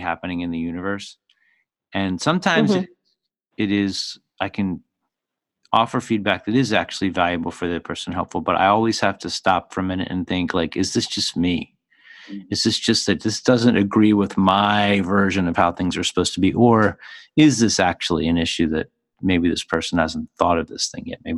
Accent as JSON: {"language": "English", "town": "Philadelphia", "region": "Pennsylvania", "country": "United States", "tie": "born or raised there", "said": "I come from Philly, so I mean, I was raised speaking sarcasm as a first language"}